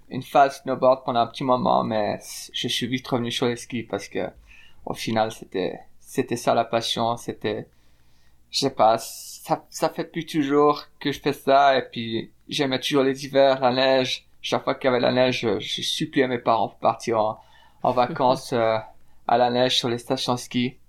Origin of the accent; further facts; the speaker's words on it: Fribourg, Switzerland; moved away as an adult; now in Salt Lake City, United States; je suis né à Fribourg en Suisse, par une maman néerlandaise et un papa suisse